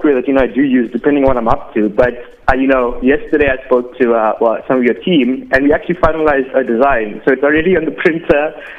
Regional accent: Durban, KwaZulu-Natal, South Africa; moved away as an adult; now in Cape Town, South Africa; I'm originally from Durban. Came to Cape Town for work

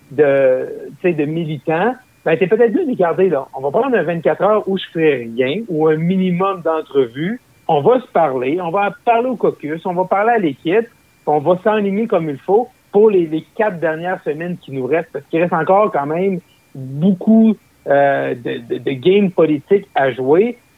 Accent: Roberval, Quebec, Canada; moved away; also born or lived in Gatineau; la fameuse traversée internationale du lac Saint-Jean, euh, qui est chez moi, là, euh, dans ma ville natale, qui est à Robertval, au lac Saint-Jean.

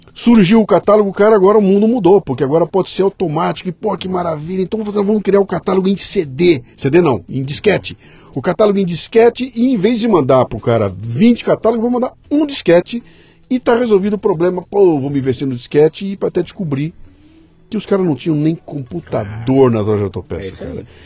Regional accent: Bauru, São Paulo, Brazil; Eu venho de Bauru.

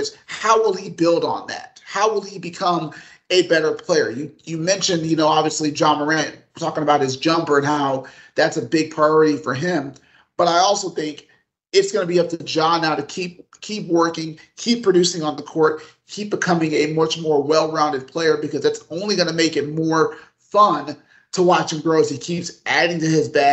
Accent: Los Angeles, California, United States; growing up in Los Angeles

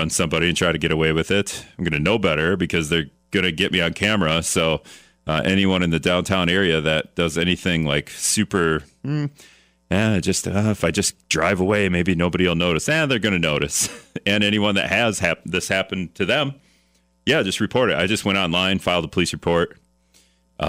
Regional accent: Greenville, Wisconsin, United States; moved away as an adult; now in La Crosse, United States; My own experience growing up in Greenville, Wisconsin, and going to Hortonville High School

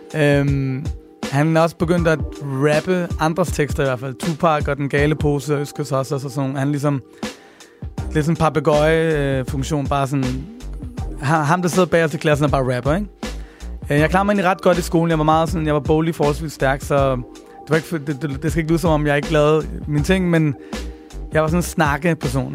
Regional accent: Copenhagen, Capital Region of Denmark, Denmark; Jeg voksede op på Nørrebro, hvor jeg stadig bor

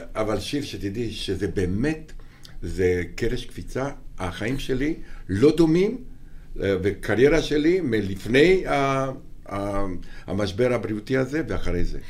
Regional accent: Romania; Hebrew is a second language; moved away as an adult; now in Israel; אני בא מרומניה, הכל בוץ, והכל גשם, ואיכס

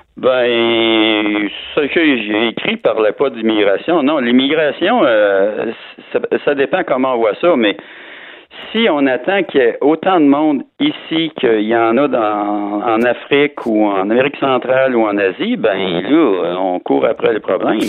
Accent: Quebec City, Quebec, Canada; je suis de Québec, là, dans le soleil ce matin

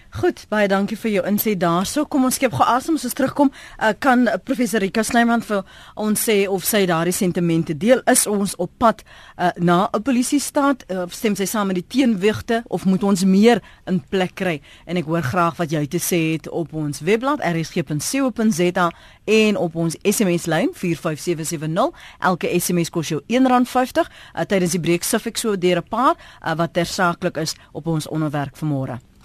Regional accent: South Africa; ons as Suid-Afrikaners

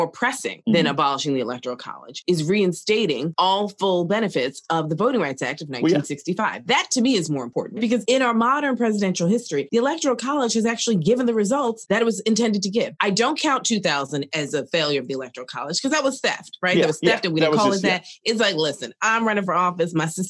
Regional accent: United States; I'm an American as a Black person.

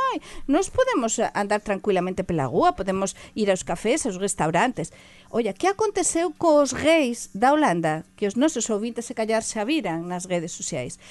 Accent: La Rioja, Spain; Portuguese is a second language; also born or lived in Galicia; now in Portugal; Na, na Rioja, por exemplo, a Minha terra, não é? Teño a mistura, sabem da Rioja e da Galiza

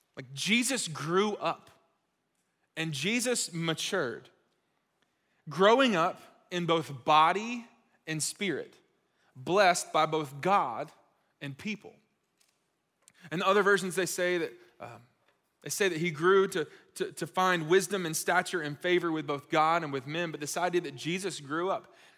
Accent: Gwinnett County, Georgia, United States; I grew up in Gwinnett, uh, other side of Atlanta.

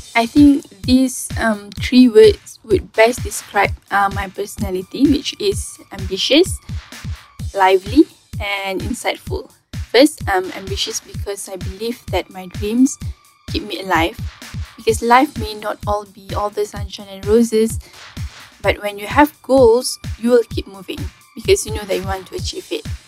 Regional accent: Kulim, Kedah, Malaysia; Saya berasal dari Kulim Kedah

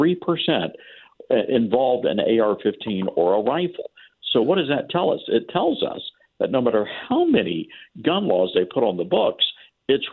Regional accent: Memphis, Tennessee, United States; I come from Memphis, Tennessee.

